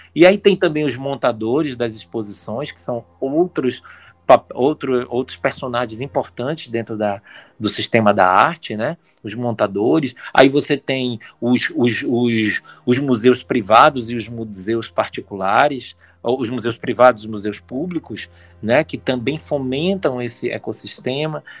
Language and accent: Portuguese; Amazon, Brazil; a, gente quando se entende como amazônidas